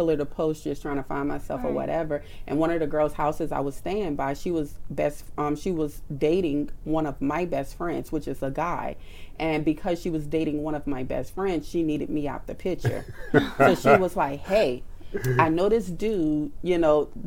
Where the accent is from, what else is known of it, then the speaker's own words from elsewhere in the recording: New Orleans, Louisiana, United States; I grew up in New Orleans